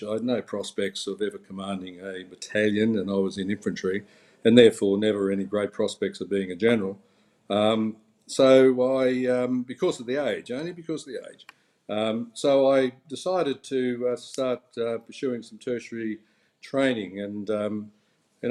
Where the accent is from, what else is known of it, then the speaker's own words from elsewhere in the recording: Lockyer Valley, Queensland, Australia; also born or lived in Toowoomba; I grew up in the Lockyer Valley in Queensland, which is a small crop agricultural area.